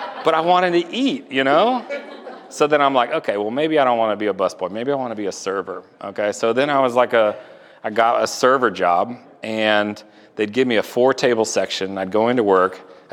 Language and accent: English; Houston, Texas, United States; now in Atlanta, United States; I grew up in Houston.